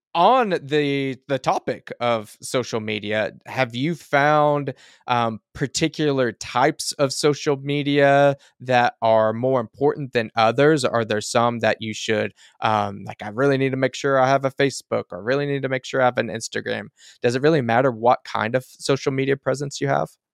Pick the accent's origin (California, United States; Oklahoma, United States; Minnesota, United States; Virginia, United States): Oklahoma, United States; rural; I'm in a, a somewhat rural Oklahoma